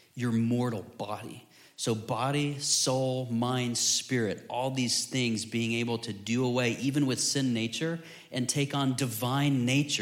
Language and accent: English; Florida, United States; growing up in Florida